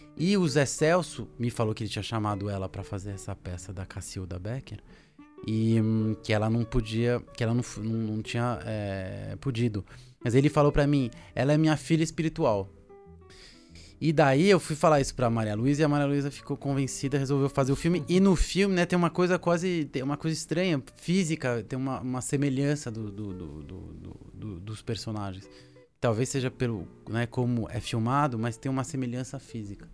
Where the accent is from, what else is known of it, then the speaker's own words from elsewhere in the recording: France; moved away as an adult; now in Brazil; eu sou franco-brasileiro, meu pai era francês. É, e eu cresci lá na França, com uns 6, 7 anos de idade fui para lá. E eu fiquei lá até os, mais ou menos até uns 25 anos